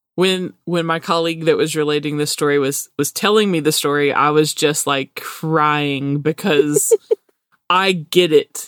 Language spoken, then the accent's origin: English; Alabama, United States; our accent